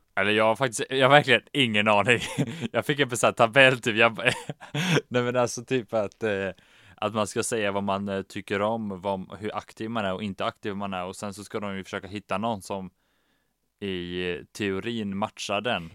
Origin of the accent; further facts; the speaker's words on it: Västra Götaland, Sweden; nu kommer vi från Västra Götaland